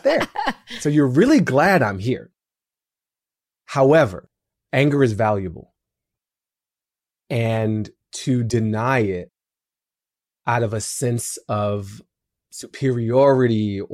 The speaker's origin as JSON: {"language": "English", "town": "Washington", "region": "District of Columbia", "country": "United States", "said": "I'm from DC"}